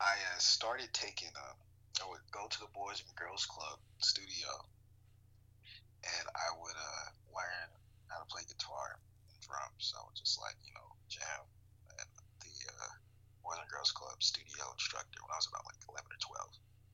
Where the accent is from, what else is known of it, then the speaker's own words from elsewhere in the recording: Arkansas, United States; I'm of course from the South, from Arkansas. So like I grew up Southern Baptist in the church.